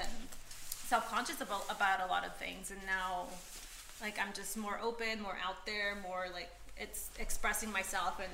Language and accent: English; Orange County, California, United States; also born or lived in Peru; now in Los Angeles, United States; I grew up in Orange County